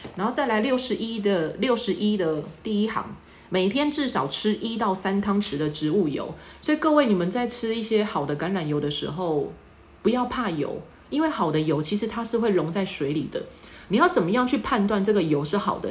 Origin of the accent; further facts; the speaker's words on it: Taiwan; 我们台湾人的身体来讲呢，糖尿病特别的多，因为台湾人也，也蛮爱喝饮料的